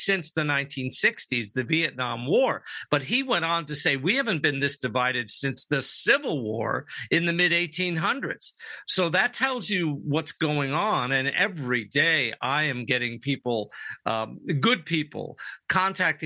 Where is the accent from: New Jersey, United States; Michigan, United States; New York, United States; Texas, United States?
New York, United States; also born or lived in Europe; now in San Diego, United States; I'm originally from New York